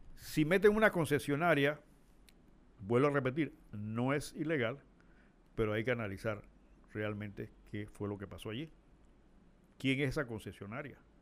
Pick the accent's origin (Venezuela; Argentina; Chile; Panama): Panama; nosotros como panameños